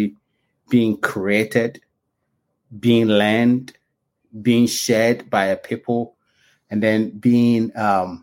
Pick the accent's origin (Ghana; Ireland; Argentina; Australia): Ghana; also born or lived in England / Canada; now in Virginia, United States; I was born in Ghana before I went to school in England and Canada